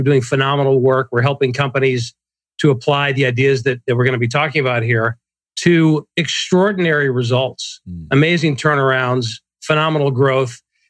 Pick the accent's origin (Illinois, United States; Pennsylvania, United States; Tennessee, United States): Illinois, United States; Chicago; born or raised there; now in San Diego, United States